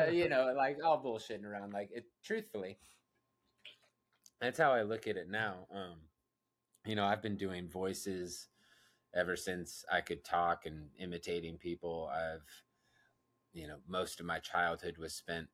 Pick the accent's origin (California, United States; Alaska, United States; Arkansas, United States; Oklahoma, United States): California, United States; Roseville; also born or lived in Citrus Heights, California / Carmichael, California / Auburn, California / Sacramento, California; now in Los Angeles, United States; especially in Roseville, where that's the main area where I grew up in the Sacramento area